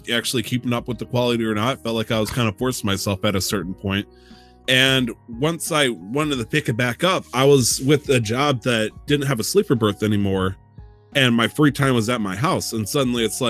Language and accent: English; United States; as an American